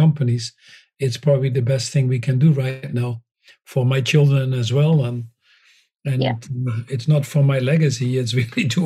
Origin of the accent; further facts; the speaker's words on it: Netherlands; moved away; that I was born in the Netherlands